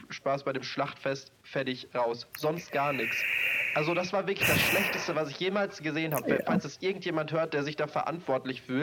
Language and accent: German; North Rhine-Westphalia, Germany; ich komme ja aus NRW, hier ist der Moviepark.